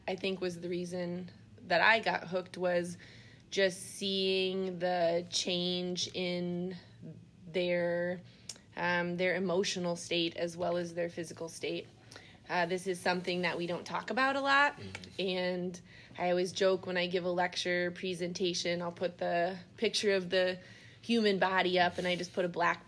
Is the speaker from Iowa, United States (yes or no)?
yes; Iowa, United States; I grew up in Iowa